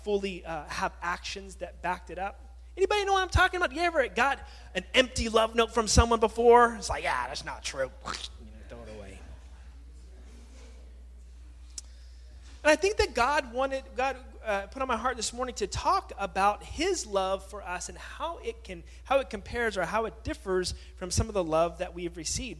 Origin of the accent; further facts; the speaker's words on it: California, United States; moved away; also born or lived in Hawaii; growing up in California, living in Hawaii for some time